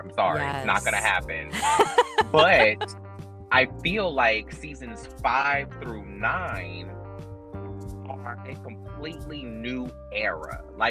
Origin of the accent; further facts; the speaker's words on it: Georgia, United States; also born or lived in North Carolina; I grew up in Georgia, between Georgia and North Carolina